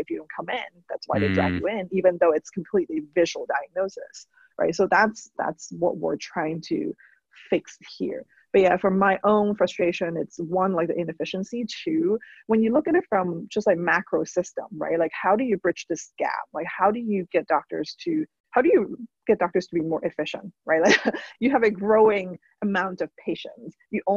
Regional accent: Hong Kong; now in United States; I'm an immigrant. I grew up in Hong Kong.

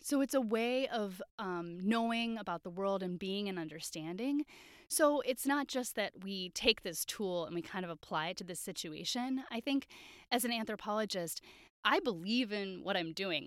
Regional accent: Wisconsin, United States; growing up in Wisconsin

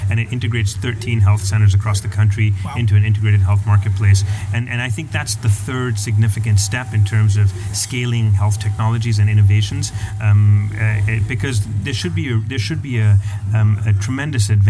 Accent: Canada; Canadians, as a Canadian, I don't want

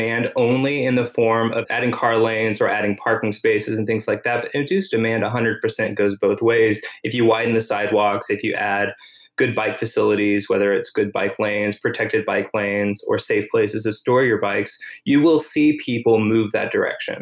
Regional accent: Tyler, Texas, United States; also born or lived in California; now in Austin, United States; I grew up in Tyler, Texas

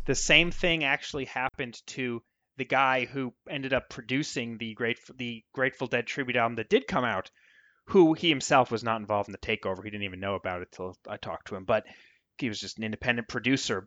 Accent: United States; accent: American; my American accent

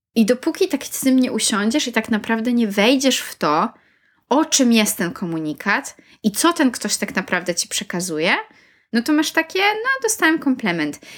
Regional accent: Poland; moved away as an adult; also born or lived in Warsaw, Poland; now in United Kingdom; miałam dwa lata po liceum życia w Polsce, w Warszawie, pracowania i też studiowania trochę przez rok

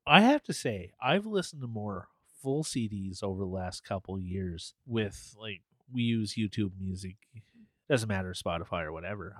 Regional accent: Canada; we're Canadian

